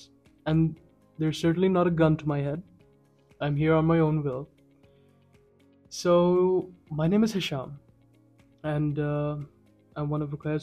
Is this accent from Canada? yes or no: no; Kuwait; moved away as an adult; also born or lived in China / Sri Lanka; now in Pakistan; I was born and raised in Kuwait, and then went on to study medicine